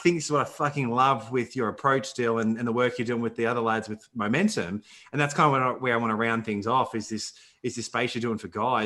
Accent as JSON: {"language": "English", "country": "Australia", "said": "I love being Australian"}